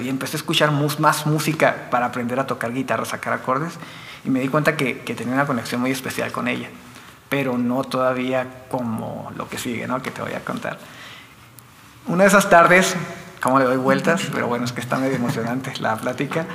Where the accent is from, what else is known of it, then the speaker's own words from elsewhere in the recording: Meoqui, Chihuahua, Mexico; also born or lived in Delicias, Chihuahua; nací en Delicias, soy originario de Delicias, pero estoy radicando desde siempre en Las Puentes.